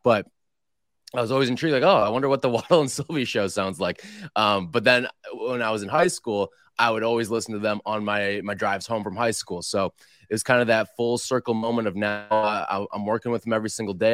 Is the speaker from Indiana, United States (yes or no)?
no; Glenview, Illinois, United States; I went to school in Des Plaines and I was from Glenview.